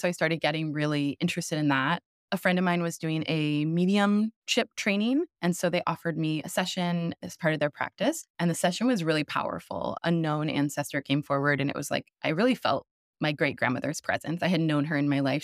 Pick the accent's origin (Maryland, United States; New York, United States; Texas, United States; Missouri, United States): Missouri, United States; St. Louis; now in Brooklyn, United States; I grew up in the Midwest.